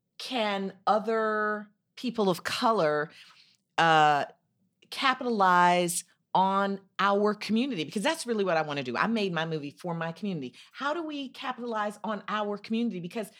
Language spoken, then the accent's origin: English; Chicago, Illinois, United States; I'm from Chicago.